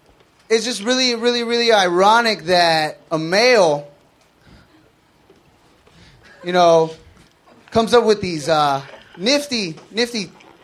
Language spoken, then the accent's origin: English; Los Angeles, California, United States; Here in Hollywood. Born and raised.